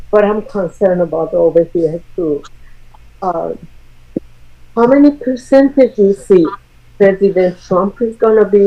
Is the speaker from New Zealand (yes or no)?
no; Iran; now in United States; I'm from Iran and ex-Muslim.